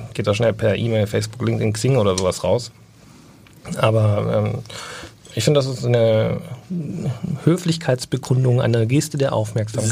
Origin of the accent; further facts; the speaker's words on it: Bavaria, Germany; bei uns in Bayern